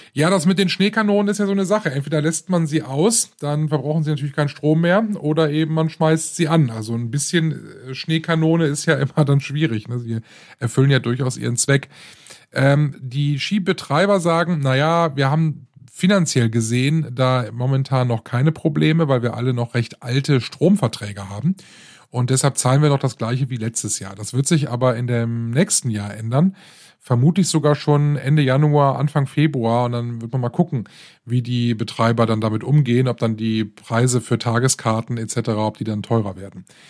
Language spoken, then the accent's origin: German; Rhineland, Germany; hier bei uns im Rheinland